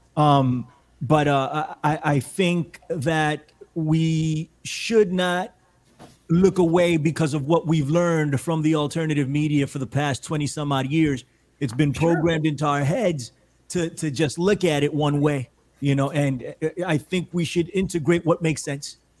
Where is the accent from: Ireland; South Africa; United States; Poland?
United States; New York City, New York; We're from the Bronx